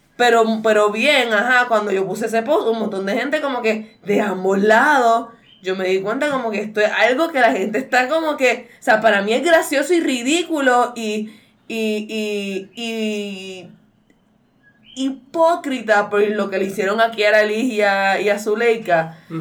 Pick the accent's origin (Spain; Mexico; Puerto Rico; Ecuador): Puerto Rico; yo, pues, supuestamente soy legit boricua mezclada